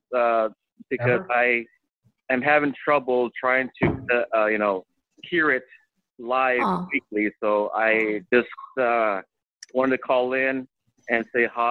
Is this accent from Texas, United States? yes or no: yes; Deep South Texas, United States; from Deep South Texas